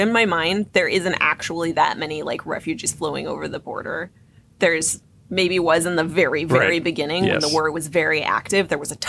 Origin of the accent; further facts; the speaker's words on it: Illinois, United States; now in Missouri, United States; I'm from Illinois